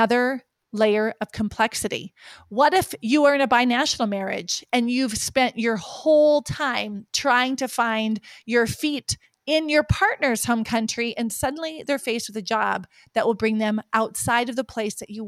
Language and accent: English; Lake Sakakawea, North Dakota, United States; moved away; Lake Sakakawea, my home state and where I grew up.